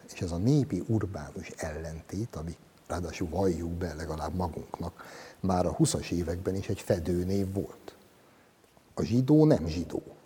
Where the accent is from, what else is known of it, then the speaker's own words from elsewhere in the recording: Hungary; Az Ugligetbe, ahol én felnőttem